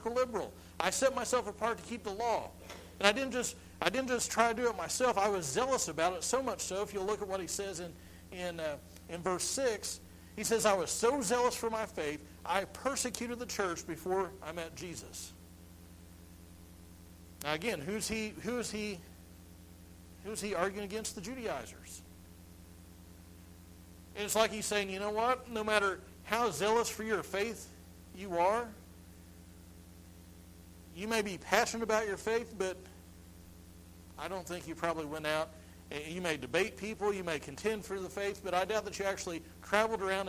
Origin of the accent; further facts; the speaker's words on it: United States